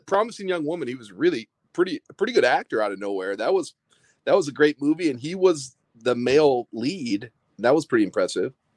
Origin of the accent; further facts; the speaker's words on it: Midwest, United States; growing up in the Midwest